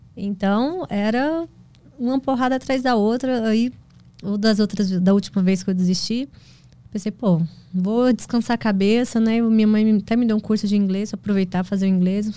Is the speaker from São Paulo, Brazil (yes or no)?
no; Goiás, Brazil; also born or lived in Goiânia / Mozarlândia; Eu nasci em Goiânia e morei na fazenda no interior de Goiás, lá, município de Mozarlândia, até os três anos de idade